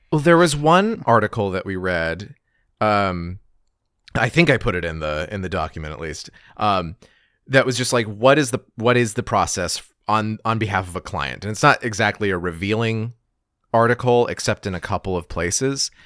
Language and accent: English; Gallup, New Mexico, United States; my hometown, Gallup, New Mexico